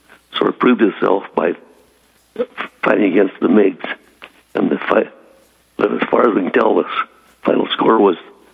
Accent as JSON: {"language": "English", "region": "West Nebraska", "country": "United States", "tie": "born or raised there", "moved": "as an adult", "said": "I'm currently running a restaurant and filler station in West Nebraska, my hometown"}